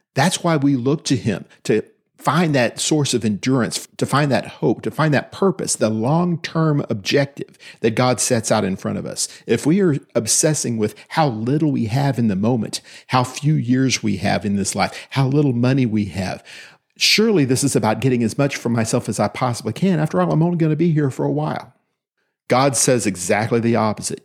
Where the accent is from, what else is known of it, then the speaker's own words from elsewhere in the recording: Austin, Texas, United States; also born or lived in Williamson County, Texas; I was raised in Austin, in Travis County